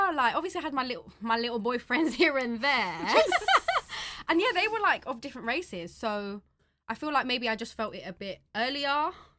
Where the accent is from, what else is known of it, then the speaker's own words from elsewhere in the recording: London, United Kingdom; in East London, there was bare Filipinos in school anyway. So, like, it was obviously normal, quote, to see Filipinos around you and stuff, and obviously where we grew up in with the Filipino community.